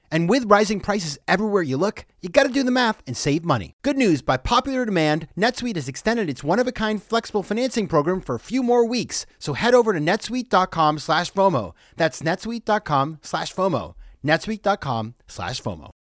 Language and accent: English; Maine, United States; I grew up in Maine